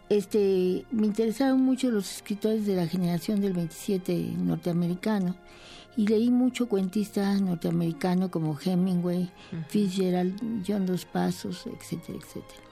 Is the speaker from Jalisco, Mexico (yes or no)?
no; Veracruz, Mexico; mi madre era veracruzana y yo nací en Veracruz